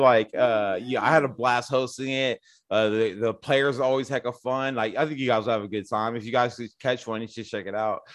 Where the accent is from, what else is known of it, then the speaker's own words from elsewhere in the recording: Newark, California, United States; also born or lived in Hayward, California; I grew up in Newark, actually, Newark, California